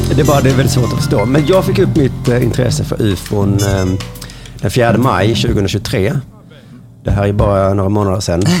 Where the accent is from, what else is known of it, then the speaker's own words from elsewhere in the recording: Lund, Skåne, Sweden; Och nu är jag född i Lund